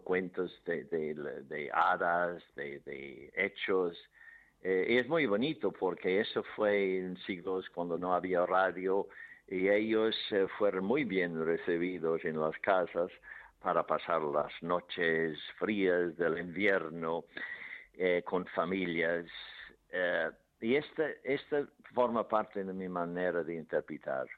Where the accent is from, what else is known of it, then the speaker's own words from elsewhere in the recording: Ireland; Spanish is a second language; moved away; en mi pueblo había un manicomio grande, grande, uno de los más grandes de Irlanda